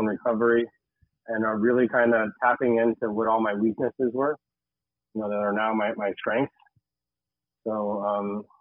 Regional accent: Tamarac, Florida, United States; I grew up in Tamarack. Didn't realize I was a Tamaracker

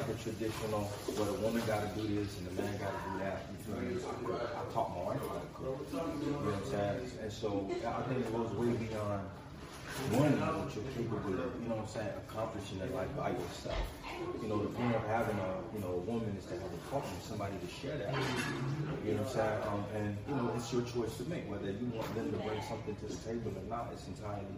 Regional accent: Haiti; now in Florida, United States; I grew up in Haiti

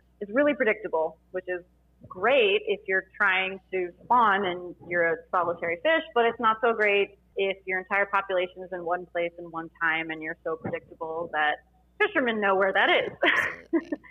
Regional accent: South Florida, United States; I'm from South Florida

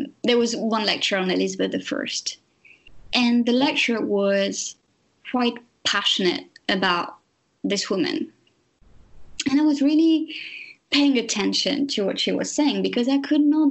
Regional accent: France; English is a second language; moved away; I'm French.

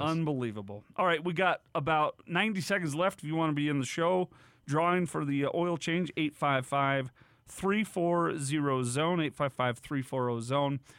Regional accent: Davis County, Utah, United States; a bunch of people who I grew up with in Davis County

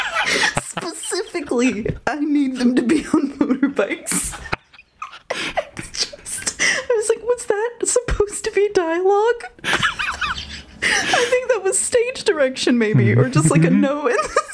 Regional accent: United States; I'm an American and I was a 90s baby.

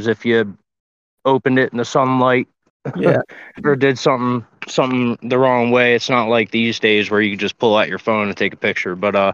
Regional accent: Delaware, United States; also born or lived in Pocono Mountains, Pennsylvania; now in Pennsylvania, United States; I'm not originally from Pennsylvania. I'm originally from Delaware. So grew up with shallow fishing

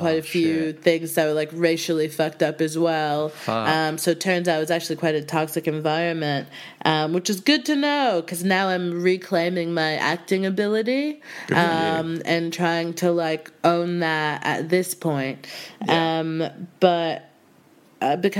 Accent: Houston, Texas, United States; moved away as an adult; now in United Kingdom; I'm from Houston, and I was actually studying theater in undergrad in college

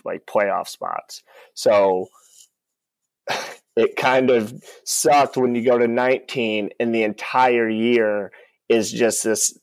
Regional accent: Northwest Ohio, United States; I'm from Northwest Ohio.

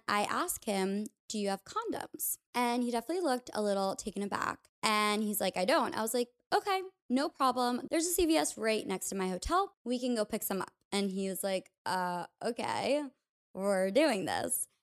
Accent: New York, United States; a place that wasn't my hometown, like New York

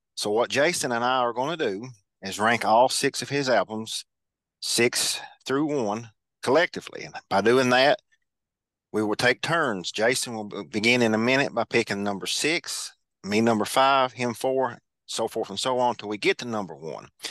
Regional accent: Kentucky, United States; Kentucky, which is my home state

